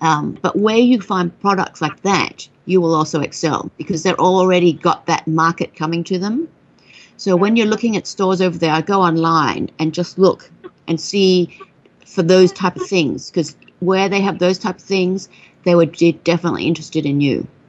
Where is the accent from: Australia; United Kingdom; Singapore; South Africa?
Australia; I mean, you know, I'm Australian, so I love that you want to go there.